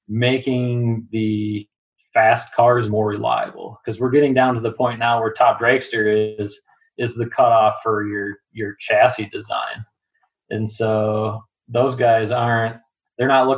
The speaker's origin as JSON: {"language": "English", "region": "Minnesota", "country": "United States", "tie": "born or raised there", "said": "Growing up in Minnesota"}